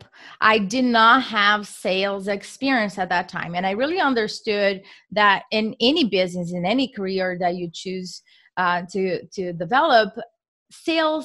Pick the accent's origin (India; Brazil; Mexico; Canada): Brazil; moved away as an adult; now in Philadelphia, United States; I am from Brazil.